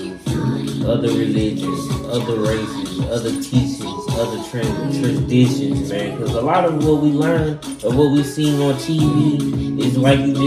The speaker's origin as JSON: {"language": "English", "country": "United States", "said": "A lot of us Americans"}